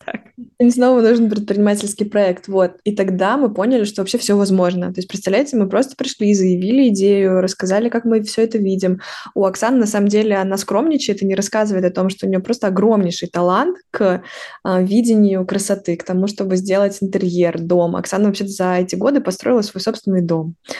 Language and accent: Russian; Lyudinovo, Kaluga Oblast, Russia; moved away as an adult; now in Moscow, Russia; я э, родом из э, Калужской области, города Людиново, это маленький город, в котором живет всего лишь 45 тысяч человек